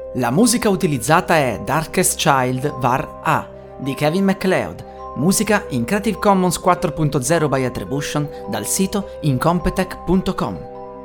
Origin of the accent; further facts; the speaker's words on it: Italy; Siamo in Italia